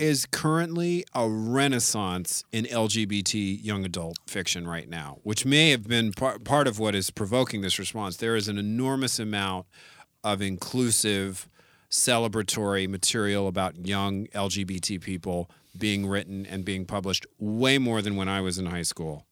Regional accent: San Francisco, California, United States; I grew up in the Castro District

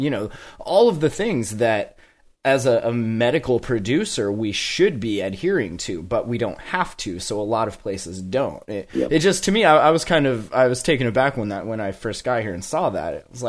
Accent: Montana, United States; I came from Montana where we had a pretty decent medical system until they tried to repeal it.

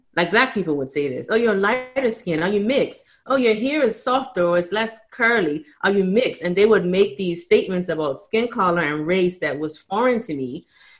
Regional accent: Bermuda; I grew up in Bermuda and it just mostly everyone in Bermuda is Black.

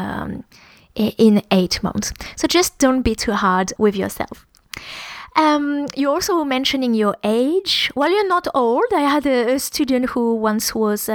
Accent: France; accent: French; English is a second language; moved away; When I speak English with my French accent

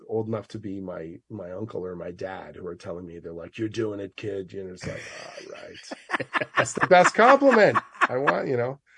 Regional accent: Oshawa, Ontario, Canada; a kid growing up in Oshawa

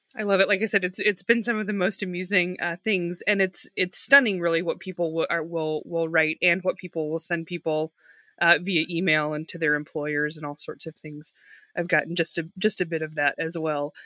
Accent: the South, United States; I'm a Southerner

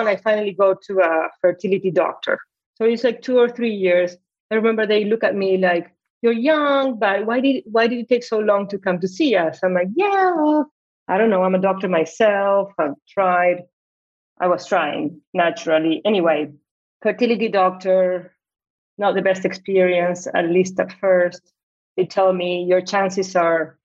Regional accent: Buenos Aires, Argentina; moved away; I'm originally from Argentina. I live in Buenos Aires, right? My parents get divorced when I was 12.

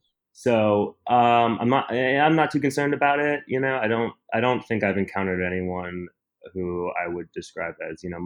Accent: Milwaukee, Wisconsin, United States; now in New York City, United States; where I grew up in Milwaukee, there was a queer youth drop-in center

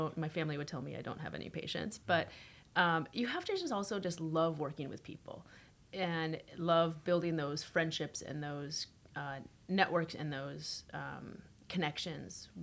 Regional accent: United States; now in Toronto, Canada; I grew up in the States, middle income, upper income, suburb.

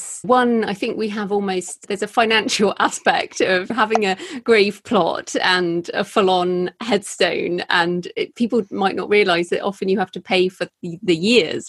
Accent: England, United Kingdom; my culture as an English person

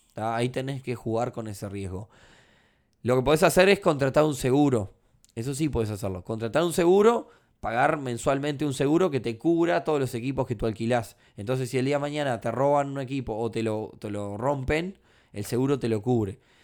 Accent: Uruguay; No porque sea uruguayo

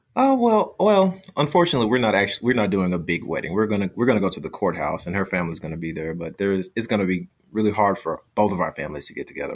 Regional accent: United States; I'm from the United States

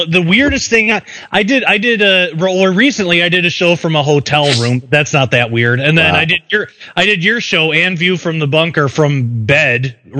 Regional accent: Michigan, United States; Well, I'm from Michigan. We have all that stuff except instead of cows we have deer.

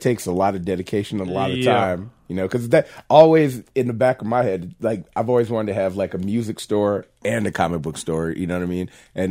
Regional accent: Casper, Wyoming, United States; born there; And I was born in Casper, so, you know, even though I wasn't raised here, so I've been back and forth my whole life.

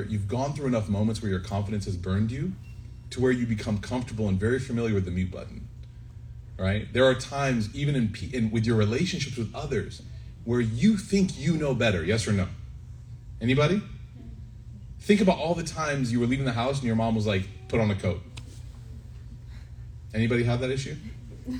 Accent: Chicago, Illinois, United States; I grew up in Chicago

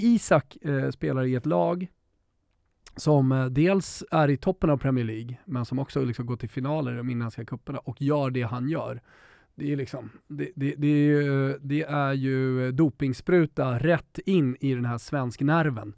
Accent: Sweden

